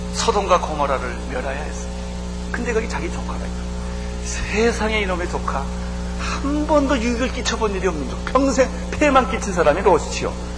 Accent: South Korea; 우리 민족은

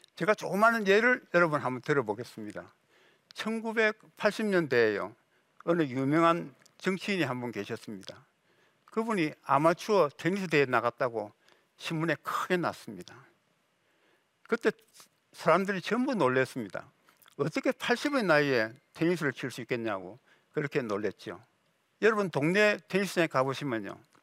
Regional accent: South Korea

